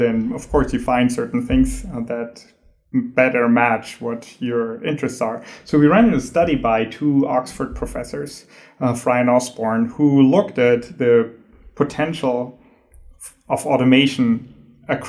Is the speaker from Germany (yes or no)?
yes; Germany; moved away as an adult; also born or lived in San Diego, United States / Chicago, United States; now in Inland Empire, United States; from Germany, where I'm originally from.